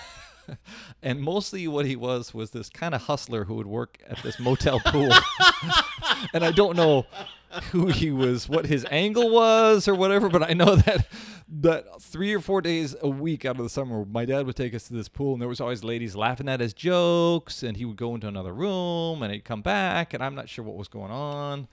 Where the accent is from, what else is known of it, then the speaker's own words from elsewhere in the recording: Kansas City, Missouri, United States; a kid growing up in Kansas City